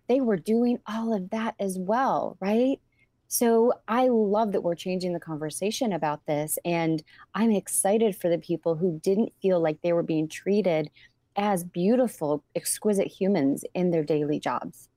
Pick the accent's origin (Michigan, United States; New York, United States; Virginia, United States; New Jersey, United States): Michigan, United States; Ypsilanti; the fabulous city of Ypsilanti. And I love my hometown.